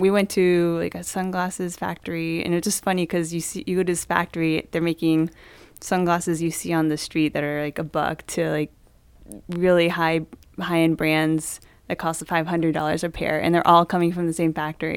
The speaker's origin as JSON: {"language": "English", "region": "Maryland", "country": "United States", "tie": "born or raised there", "also_born_or_lived": "Indianapolis", "said": "I grew up in Maryland"}